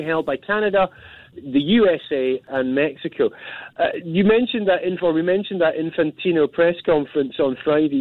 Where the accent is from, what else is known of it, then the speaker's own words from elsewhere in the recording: Scotland, United Kingdom; now in London, United Kingdom; as a Scotsman